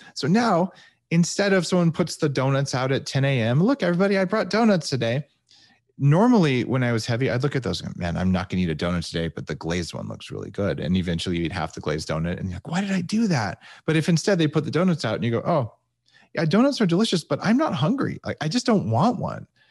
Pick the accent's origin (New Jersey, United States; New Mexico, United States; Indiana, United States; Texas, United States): New Mexico, United States; moved away; also born or lived in California; where I grew up in New Mexico.